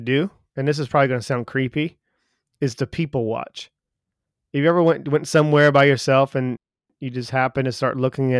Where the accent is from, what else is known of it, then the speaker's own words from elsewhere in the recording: United States; yeah, I'm not from this area. He goes, you sound like you're not from either. And I was like, no, I'm from America.